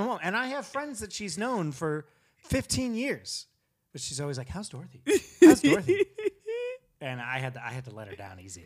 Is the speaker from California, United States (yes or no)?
yes; California, United States; I'm from California